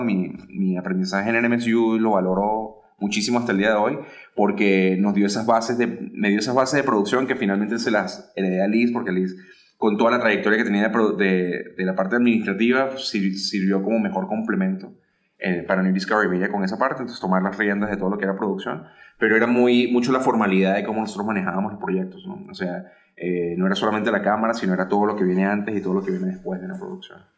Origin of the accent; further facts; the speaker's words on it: Caracas, Capital District, Venezuela; moved away as an adult; also born or lived in Miami; now in Ciudad Juárez, Mexico; soy originario de Caracas, Venezuela